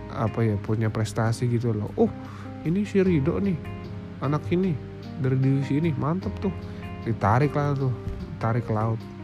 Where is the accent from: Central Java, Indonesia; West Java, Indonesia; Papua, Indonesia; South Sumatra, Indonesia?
Papua, Indonesia; Jayapura; moved away as an adult; also born or lived in Yogyakarta; aku lahir dan tumbuh besar di Jayapura